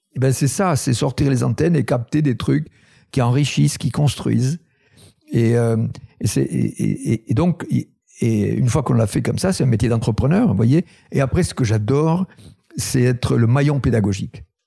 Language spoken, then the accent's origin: French; Tarn, Occitania, France; Je suis originaire du Tarn, c'est un un pays colineux agricole.